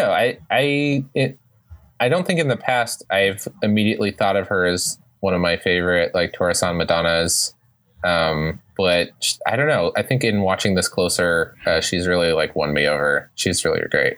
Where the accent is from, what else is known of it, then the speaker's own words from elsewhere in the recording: United States; farther than I am used to as an American